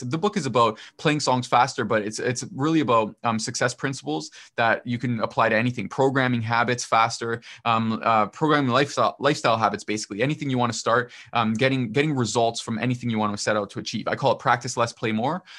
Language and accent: English; Canada; I'm not American, I'm Canadian